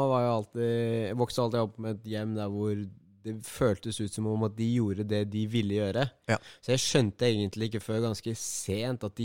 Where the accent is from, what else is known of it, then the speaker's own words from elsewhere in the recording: Tønsberg, Vestfold, Norway; born there; also born or lived in Larvik; Jeg ble født i Tønsberg. Mm. Ja, Da ble det plutselig komplisert. Jeg, bodde i Tønsberg og Larvik-området i en sånn én til tre år.